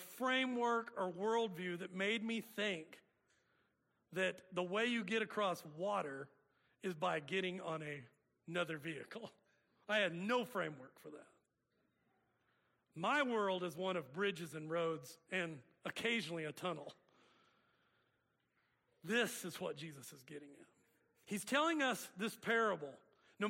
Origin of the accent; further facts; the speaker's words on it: Oklahoma, United States; We grew up in Oklahoma.